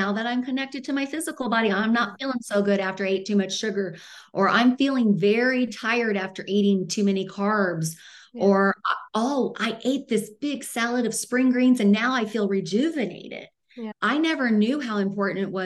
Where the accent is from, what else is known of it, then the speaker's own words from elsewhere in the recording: Midwest, United States; now in Arizona, United States; I'm from the Midwest, even though I live in Arizona. So everything was meat and potatoes growing up.